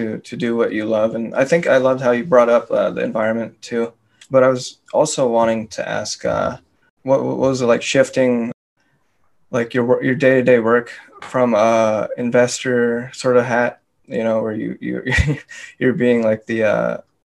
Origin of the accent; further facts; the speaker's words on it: San Francisco, California, United States; I'm from San Francisco